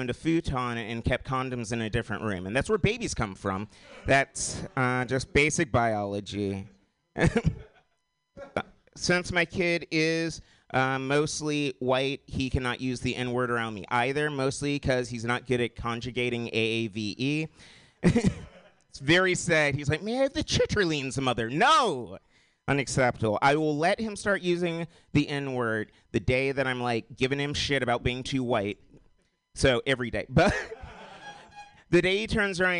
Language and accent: English; Portland, Oregon, United States; I am from Portland